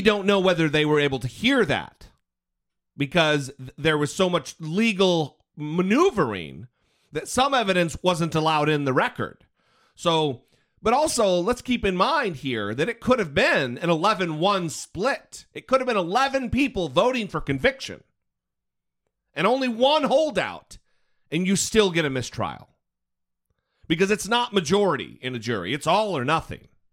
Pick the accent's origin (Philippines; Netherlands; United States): United States; Idaho; I'm from Idaho, so I feel your pain. I know what it's like to, to hail from a state where it's a little backwards.